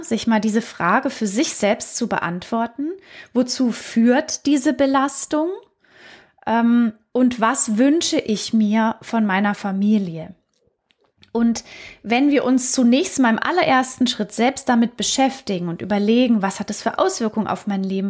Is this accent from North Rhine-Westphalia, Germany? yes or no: no; Baden-Württemberg, Germany; ich komme ja aus Baden-Württemberg.